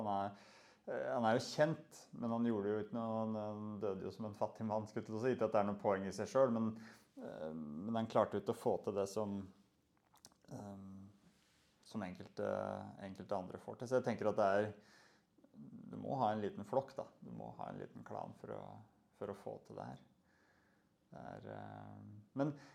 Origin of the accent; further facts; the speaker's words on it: Moelv, Innlandet, Norway; moved away; jeg er oppvokst på Moelv, en liten plass.